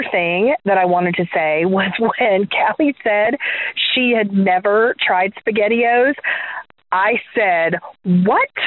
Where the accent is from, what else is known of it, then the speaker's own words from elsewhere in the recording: Gulf Coast of Florida, United States; When I was growing up on the Gulf Coast of Florida